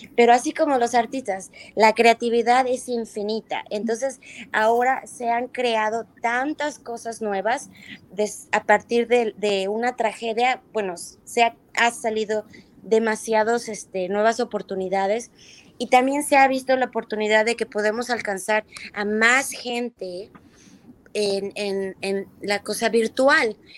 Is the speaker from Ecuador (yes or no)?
no; Mexico; moved away as an adult; also born or lived in New York, United States / Lisbon, Portugal; now in United States; yo a los 18 años me fui de México